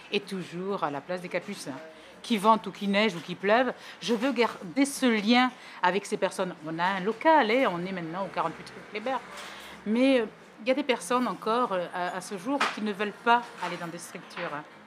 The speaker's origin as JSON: {"language": "French", "town": "Bordeaux", "region": "Nouvelle-Aquitaine", "country": "France", "tie": "born or raised there", "also_born_or_lived": "Portets", "said": "je suis né ici. Je suis né à Bordeaux."}